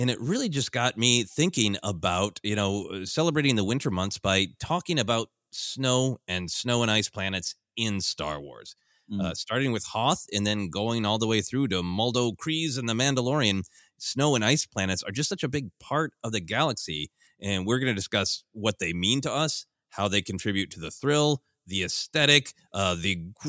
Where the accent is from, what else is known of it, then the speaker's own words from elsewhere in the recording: Minnesota, United States; also born or lived in Portland, Oregon; I grew up in largely in Minnesota, briefly lived in Portland, Oregon.